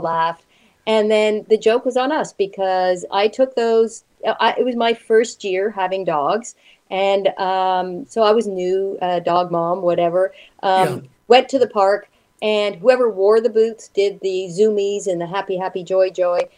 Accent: Montreal, Quebec, Canada; now in Toronto, Canada; I'm from Montreal

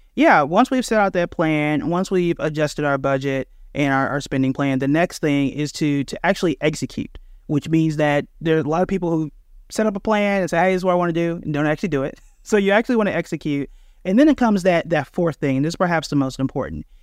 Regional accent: Tulsa, Oklahoma, United States; I'm born and raised in Tulsa, Oklahoma

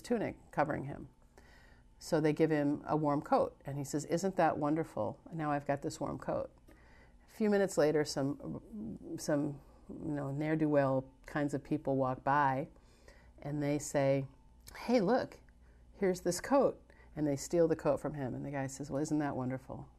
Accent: United States

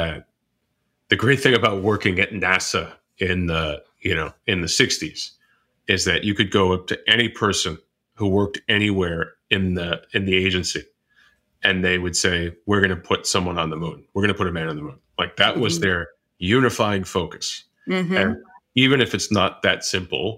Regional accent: United States; I am an American and I do live in the United States

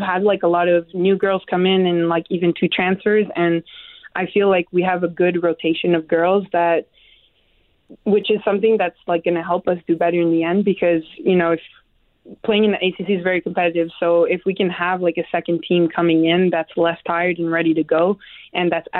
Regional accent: Canada; moved away; I'm Canadian

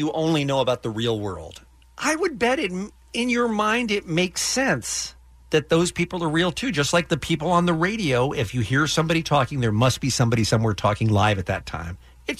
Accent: Boston, Massachusetts, United States; I grew up in Boston and I thought the line down the middle of the street was the equator.

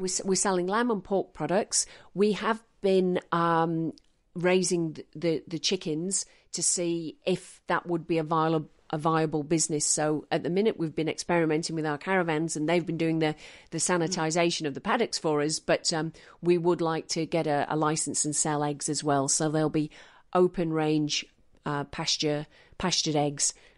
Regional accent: Manchester, North West England, United Kingdom; also born or lived in Western Australia; now in Stanthorpe, Australia; I grew up in Manchester

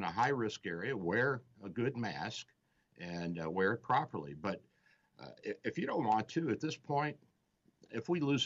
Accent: Louisville, Kentucky, United States; I'm Southern Easterner from Kentucky, from Louisville, so we're close to Cincinnati.

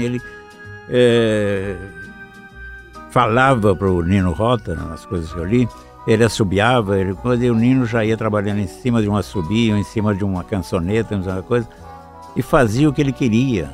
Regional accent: Araraquara, São Paulo, Brazil; moved away; Eu sou de Araraquara. Estávamos lá na época dos 20 anos, 20 e poucos anos

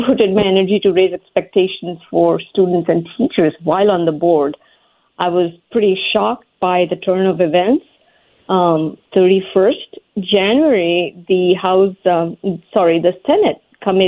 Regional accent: India; moved away as an adult; now in United States; I grew up in India

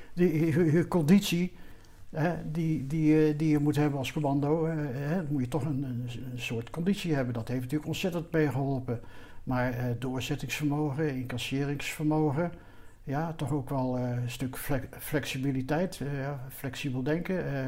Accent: Netherlands; wij als Nederlanders

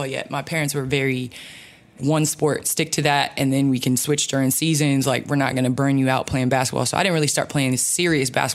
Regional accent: Chicago, Illinois, United States; born or raised there; also born or lived in St. Louis, Missouri

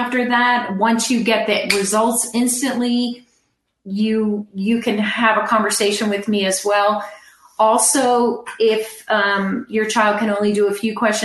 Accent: California, United States; I'm from California.

